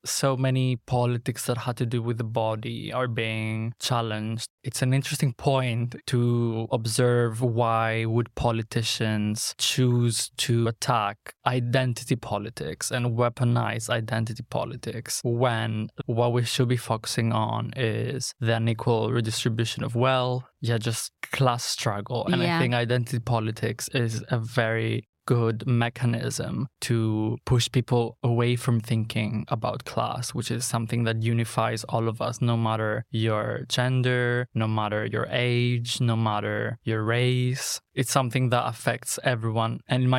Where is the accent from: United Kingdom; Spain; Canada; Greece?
Greece; English is a second language; So I grew up in a very conservative area. Greece is Christian Orthodox.